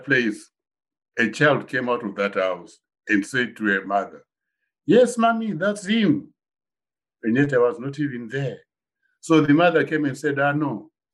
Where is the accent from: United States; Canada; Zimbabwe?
Zimbabwe; moved away; when I grew up, when I was, say, 18 years in Zimbabwe